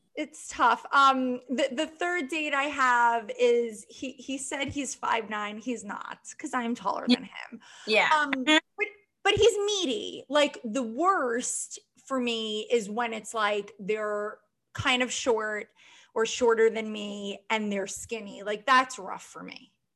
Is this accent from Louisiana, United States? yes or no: no; Long Island, New York, United States; I am from Long Island, but I was raised by a single mother.